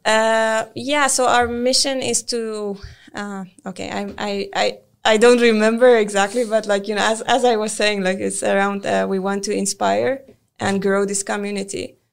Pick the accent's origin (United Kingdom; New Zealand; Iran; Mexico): Iran; moved away as an adult; now in Sweden; I'm originally from Iran